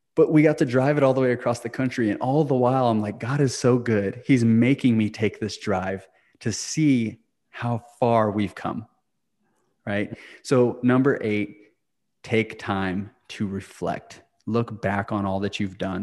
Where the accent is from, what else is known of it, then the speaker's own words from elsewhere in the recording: Clayton, New Mexico, United States; moved away; my hometown of Clayton, New Mexico